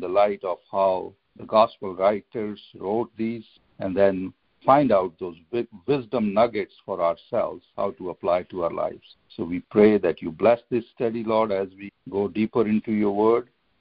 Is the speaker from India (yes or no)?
yes; India; now in United States; When I was growing up in India and as a little kid, so our house was somewhere on the outskirts of the city